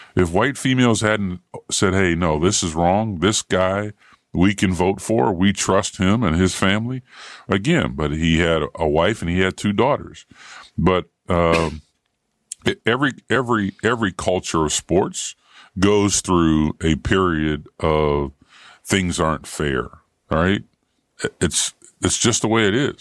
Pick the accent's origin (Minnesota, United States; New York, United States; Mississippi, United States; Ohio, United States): Ohio, United States; moved away; also born or lived in Indiana; I grew up in Ohio with Woody Hayes.